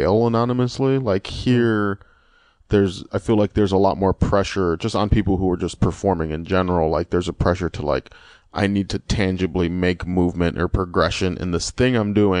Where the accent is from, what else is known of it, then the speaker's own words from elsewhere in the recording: Lorain, Ohio, United States; also born or lived in Cleveland, Ohio; my hometown, which is Lorain, Ohio